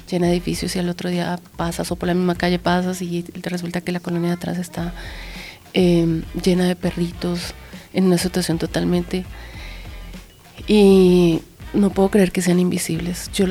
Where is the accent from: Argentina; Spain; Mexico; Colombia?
Colombia; Sin embargo, yo soy de Colombia. Eh, y el tema del maltrato animal era muy cercano, o sea, se veía mucho más en Venezuela o hacia esa zona.